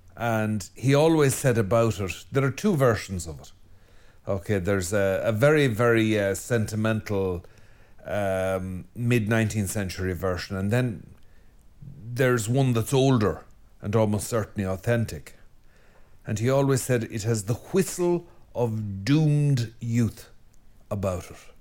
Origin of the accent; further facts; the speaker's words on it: Ireland; I'm Irish and we're a depressed lot.